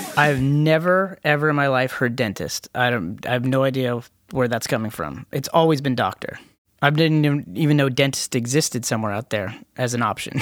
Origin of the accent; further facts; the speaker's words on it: Canada; we're Canadians